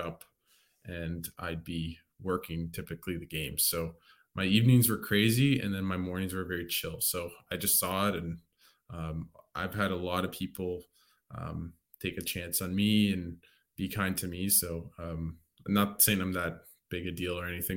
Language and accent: English; Canada; when I came back to Canada when I was 6